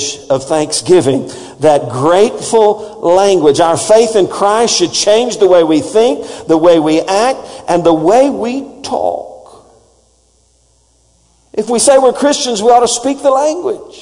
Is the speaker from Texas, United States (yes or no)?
yes; Texas, United States; accent: Texas; my Texas accent